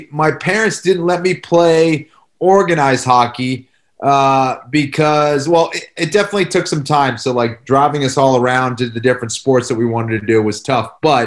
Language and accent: English; about 26 miles southwest of Boston, Massachusetts, United States; I grew up, outside, but like southwest, from Boston, about 26 miles southwest of Boston